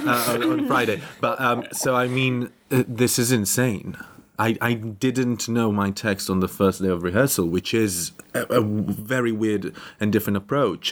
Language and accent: English; Tel Aviv, Tel Aviv District, Israel; moved away; I'm originally from Tel Aviv